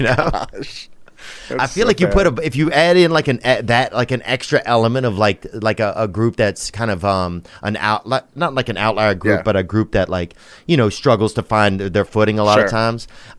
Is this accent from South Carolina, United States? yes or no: no; Louisiana, United States; moved away; also born or lived in Los Angeles; I'm from Louisiana.